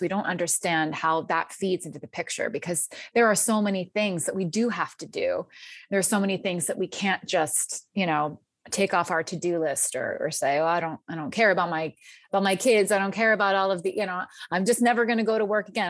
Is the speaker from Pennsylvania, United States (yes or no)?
yes; outside of Philadelphia, Pennsylvania, United States; moved away as an adult; also born or lived in New York; I grew up outside of Philadelphia